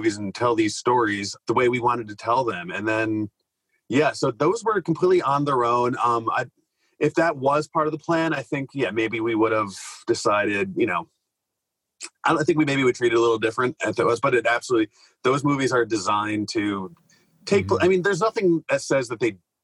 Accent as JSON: {"language": "English", "area": "the Adirondacks", "region": "New York", "country": "United States", "tie": "born or raised there", "said": "I grew up around the Adirondacks"}